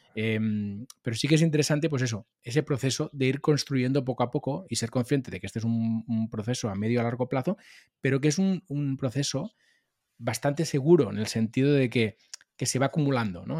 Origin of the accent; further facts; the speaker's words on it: Molins de Rei, Catalonia, Spain; hice algún programa de radio en la radio local de, mi pueblo, de Molins de Rey. Yo soy nacido en Molins de Rey, eh, cerca de Barcelona